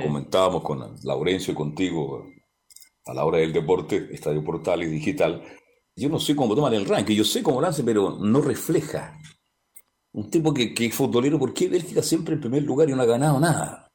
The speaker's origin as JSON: {"language": "Spanish", "country": "Chile", "said": "El chileno, somos así los chilenos"}